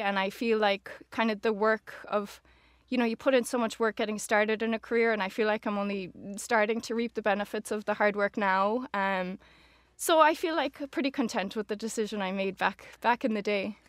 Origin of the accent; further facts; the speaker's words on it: Oranmore, Connacht, Ireland; moved away as an adult; now in New York, United States; I'm born and raised in Galway, in Oranmore.